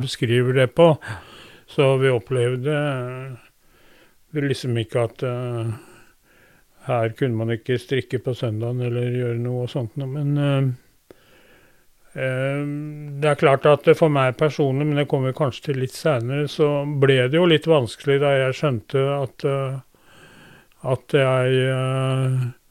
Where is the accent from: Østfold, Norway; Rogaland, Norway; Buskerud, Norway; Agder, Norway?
Buskerud, Norway; Drammen; also born or lived in Skoger, Vestfold; jeg ble født på Drammen sykehus den 12. mai 1946